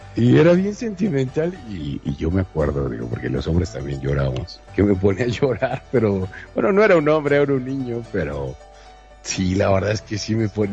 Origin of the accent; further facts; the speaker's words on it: Mexico; como mexicano